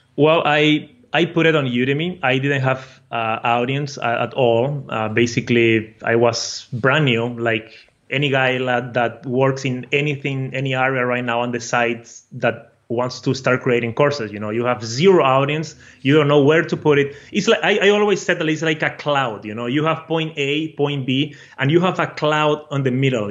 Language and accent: English; Brazil; accent: a mixture of Portuguese and Spanish; English is a second language; I am from Brazil originally. So my accent is uh, a mixture of Portuguese and Spanish, all and with English, you know.